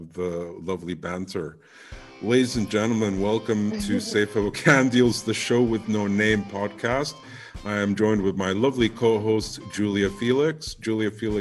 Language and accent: English; United Kingdom; As being a Brit